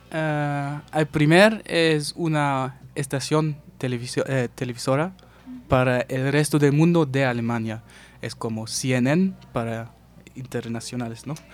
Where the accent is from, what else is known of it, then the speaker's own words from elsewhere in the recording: United States; Spanish is a second language; quizás también porque soy gringo, quién sabe